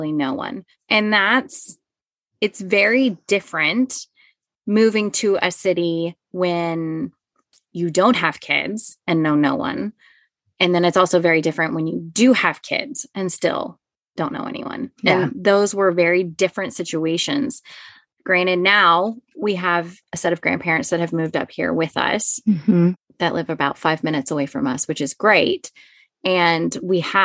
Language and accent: English; Dallas, Texas, United States; moved away as an adult; also born or lived in Baltimore, Maryland; now in Kansas, United States; I born and raised in North Dallas